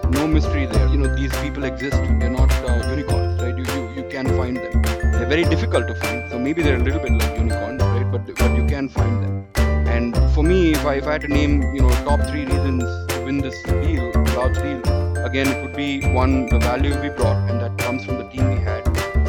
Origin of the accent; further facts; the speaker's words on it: Chennai, Tamil Nadu, India; I grew up in India, in Chennai.